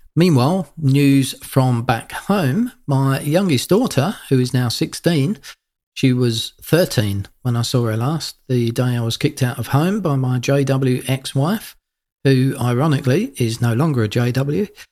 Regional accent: United Kingdom; moved away as an adult; now in Australia; being a Brit, used to cold and rain for most of the year

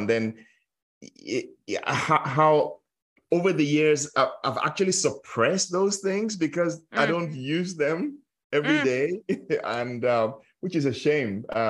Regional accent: Nigeria; growing up in Nigeria, where I grew up, yeah. How that our culture and our language has different names for different parts of the body

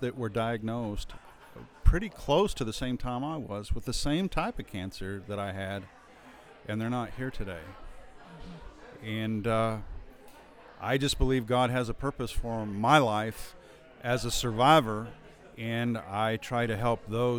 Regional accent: New Mexico, United States; now in Amarillo, United States; I moved here in 1980. I'm originally from the northeastern corner of New Mexico, and I've lived in the Amarillo Panhandle, or the Texas Panhandle, since 1980.

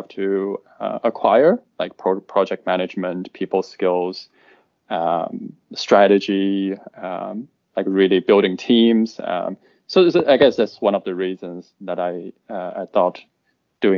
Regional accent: China; also born or lived in United States; now in London, United Kingdom; I was originally from China.

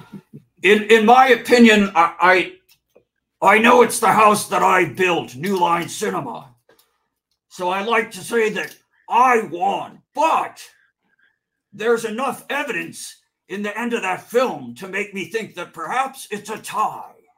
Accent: Chicago, Illinois, United States; now in California, United States; I'm originally from Chicagoland

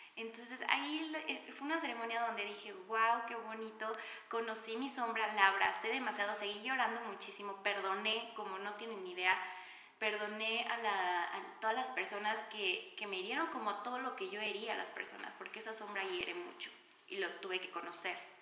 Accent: Mexico City, Mexico; soy mexicana, 100% mexicana de la Ciudad de México

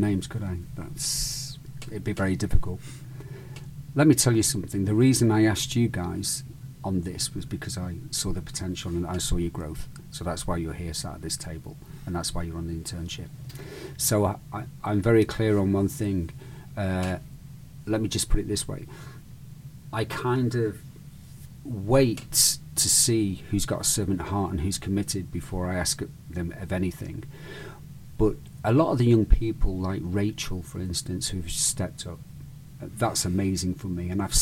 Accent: United Kingdom; also born or lived in Spain; now in United States; I'm British, right? Or I'm Spanish, Mediterranean

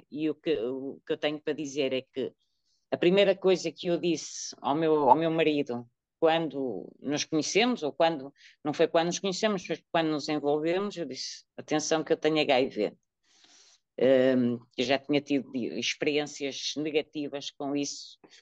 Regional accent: Porto, Norte, Portugal; now in Coimbra, Portugal; sou natural do Porto, mas vivo em Coimbra, na zona de Coimbra

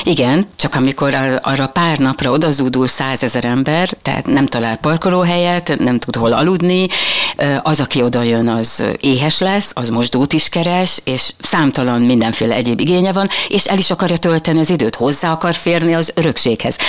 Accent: Mohács, Baranya, Hungary; Igen, mohácsi születésű vagyok.

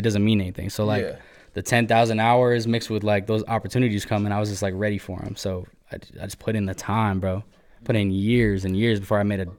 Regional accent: Murray, Utah, United States; I was born in Murray. Went to Murray High School.

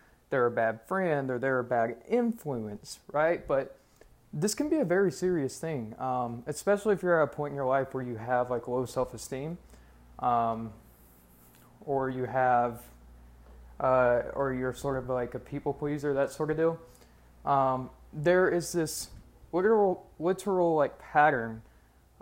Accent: Alabama, United States; I'm from Alabama.

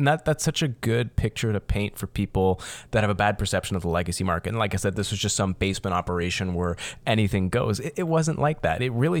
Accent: Windsor, Ontario, Canada; so I'm from Windsor, Ontario, here down in South Ontario.

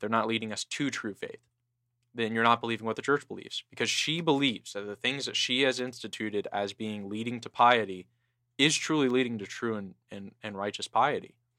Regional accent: San Diego, California, United States; my hometown of San Diego

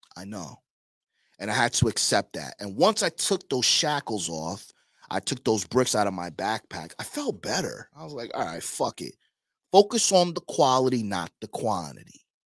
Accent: New York, United States; now in Miami, United States; I came from Queens, Long Island rather

